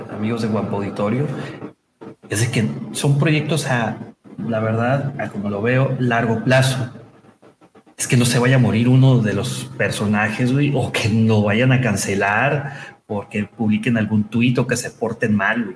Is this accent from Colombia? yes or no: no; Mexico; su servidor es nacido, manufacturado, nacido y criado en México